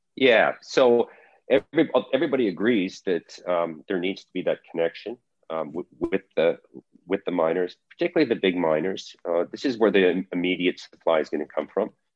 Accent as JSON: {"language": "English", "town": "Calgary", "region": "Alberta", "country": "Canada", "tie": "born or raised there", "moved": "yes", "said": "was born and raised in Calgary, Alberta, in Canada. Um, I did my high school and university there."}